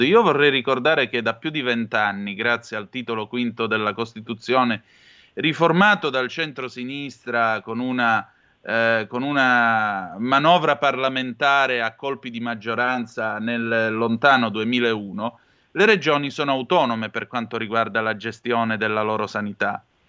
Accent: Vibo Valentia, Calabria, Italy; sono di Vibo Valencia

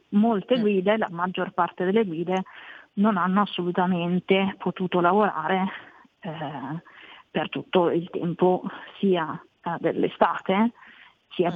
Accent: Valtellina, Lombardy, Italy; moved away as an adult; now in Milan, Italy; Sono invece cresciuta in Valtellina

